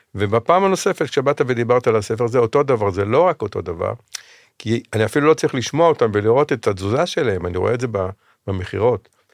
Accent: Jerusalem, Jerusalem District, Israel; כשהייתי בכיתה א', אני במקור ירושלמי, גרתי

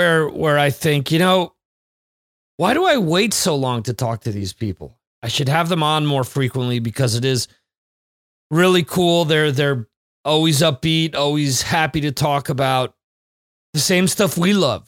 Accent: Dover, New Jersey, United States; moved away as an adult; I'm originally from New Jersey

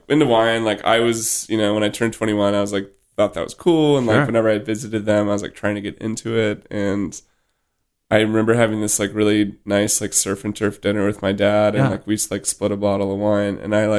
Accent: Florida, United States; so my parents split up, so I lived in Central Florida, just basically a suburb of Orlando.

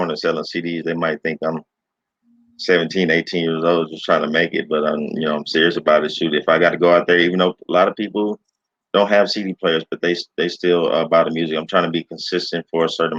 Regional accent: Dallas, Texas, United States; also born or lived in Kansas / Arlington, Texas; Born and raised in North Dallas.

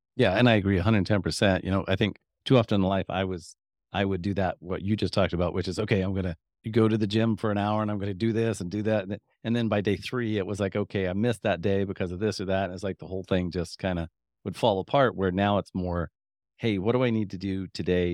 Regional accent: Midwest, United States; I'm from the Midwest

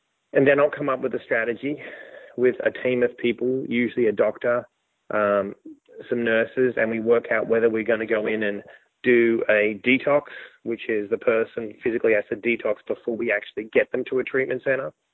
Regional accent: Australia; moved away as an adult; also born or lived in New York; me being an Australian

